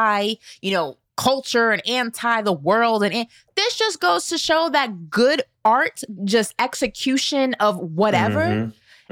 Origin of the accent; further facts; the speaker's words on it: New York, United States; growing up in New York with the Rough Riders, it was a vibe.